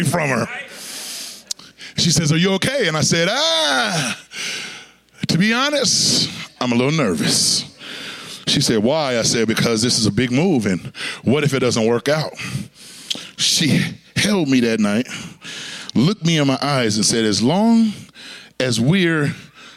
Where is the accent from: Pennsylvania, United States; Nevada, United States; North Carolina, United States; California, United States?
California, United States; Long Beach; I'm from Long Beach, California